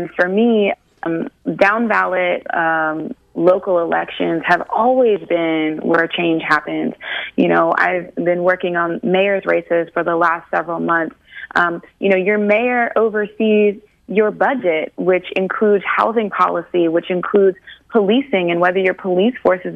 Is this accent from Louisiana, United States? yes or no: no; Ohio, United States; growing up in Ohio